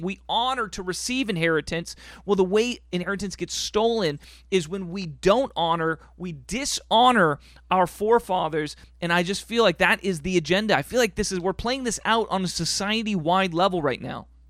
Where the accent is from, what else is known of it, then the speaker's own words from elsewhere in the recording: United States; We are full Americans.